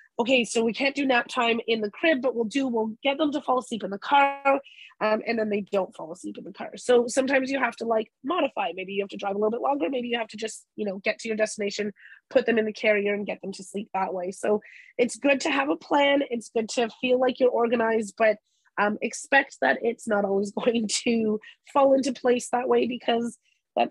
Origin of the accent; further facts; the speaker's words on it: Canada; We're Canadian